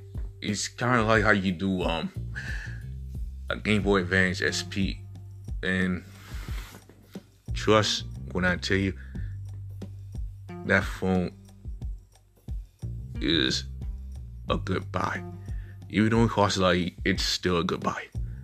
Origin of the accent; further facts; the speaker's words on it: South Korea; when you know I come from South Korea, I mean, I have Korean brothers and sisters.